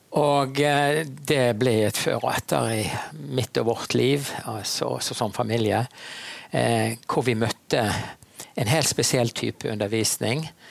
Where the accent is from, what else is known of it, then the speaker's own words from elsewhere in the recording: Bergen, Vestland, Norway; Jeg er en bergenser